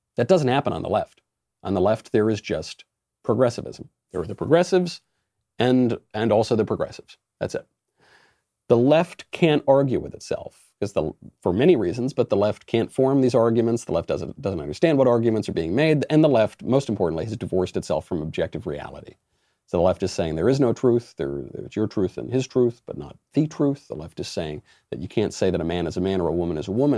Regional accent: United States; I'm an American

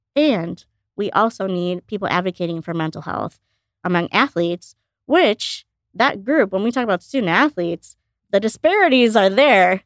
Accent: outside Chicago, Illinois, United States; also born or lived in India; I grew up outside Chicago

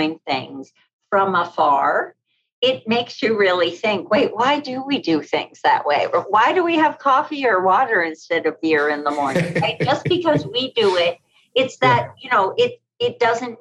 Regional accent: Boston, Massachusetts, United States; moved away as an adult; also born or lived in New York City / Rome, Italy; now in Meadville, United States; Boston, where I grew up

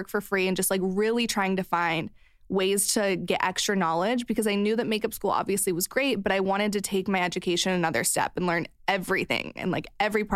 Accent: Missouri, United States; moved away; I grew up in Missouri

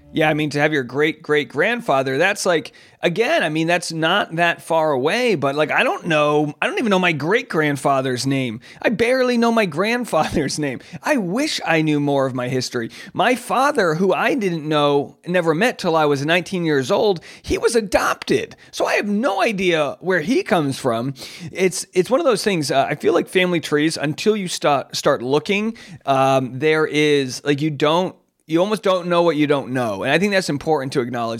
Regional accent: Newport, Rhode Island, United States; my hometown of Newport, Rhode Island

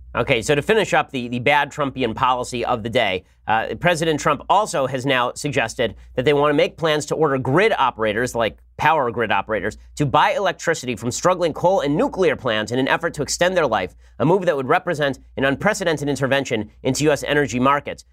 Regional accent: United States; I'm an American

